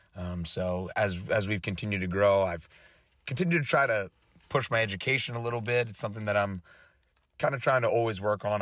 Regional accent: West Chester, Pennsylvania, United States; I grew up around here in the Westchester area uh, where I went to Malvern Prep

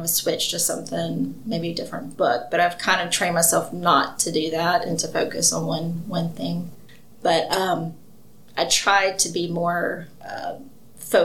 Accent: Mobile, Alabama, United States; now in Athens, United States; I'm originally from Mobile

